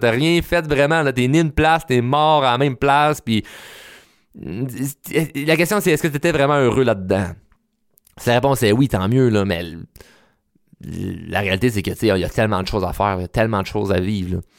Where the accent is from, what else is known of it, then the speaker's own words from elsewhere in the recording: Repentigny, Quebec, Canada; ben moi, je suis né à Rapantini. Euh, j'étais allé à l'école à Repentigny, rencontré ma femme à Repentigny